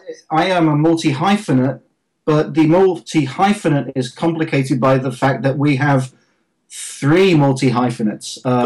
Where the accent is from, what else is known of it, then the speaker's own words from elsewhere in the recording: England, United Kingdom; now in Los Angeles, United States; the weather is in the 70s here in Los Angeles, so it's pretty good for an Englishman.